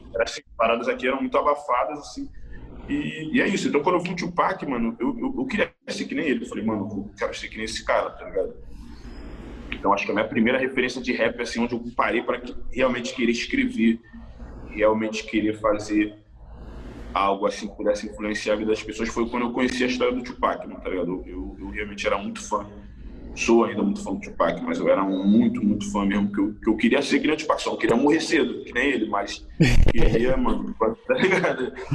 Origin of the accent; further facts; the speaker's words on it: Rio de Janeiro, Brazil; morava em Jacarepaguá, muitos anos atrás